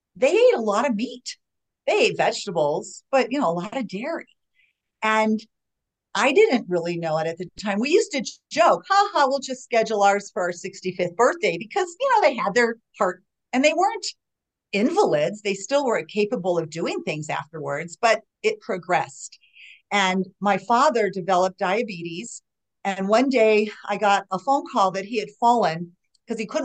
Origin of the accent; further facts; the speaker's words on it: Chicago, Illinois, United States; moved away as an adult; also born or lived in Arlington Heights, Illinois; now in Denver, United States; I grew up in Chicago